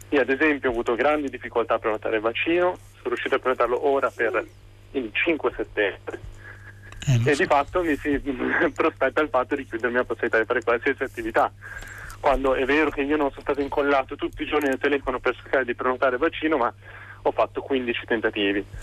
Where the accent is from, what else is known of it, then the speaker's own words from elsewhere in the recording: Liguria, Italy; now in Pisa, Italy; chiamo da, P- da Pisa, sì. anche se sono originario della Liguria.